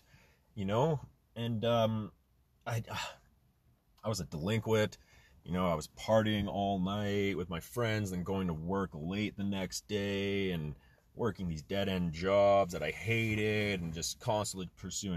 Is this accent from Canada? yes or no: yes; Canada; also born or lived in Germany; I was born in Germany, moved to Canada at a very young age